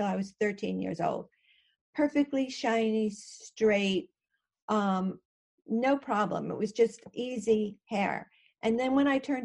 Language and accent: English; Connecticut, United States; I actually grew up in Connecticut, where I still am